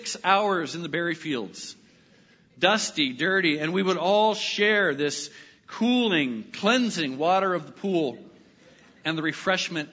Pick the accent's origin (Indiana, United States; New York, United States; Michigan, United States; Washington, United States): Washington, United States; Lynden; growing up in Linden